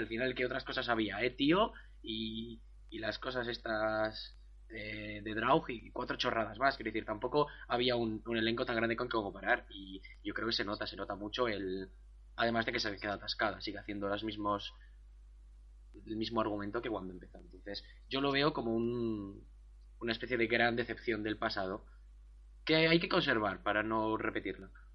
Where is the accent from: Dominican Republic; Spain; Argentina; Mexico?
Spain; Basque Country; soy, bueno, español, vasco